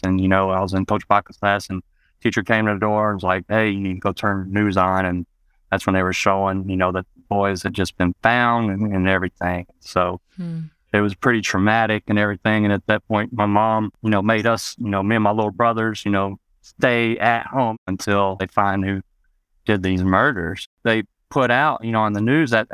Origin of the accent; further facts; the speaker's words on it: West Memphis, Arkansas, United States; also born or lived in Marion, Arkansas; growing up in West Memphis and Marion